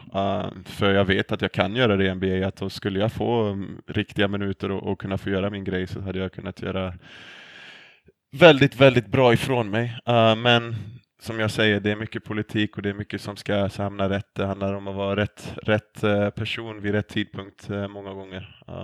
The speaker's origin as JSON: {"language": "Swedish", "country": "Sweden", "moved": "as an adult", "lives_now": "United States", "said": "hemma i Sverige"}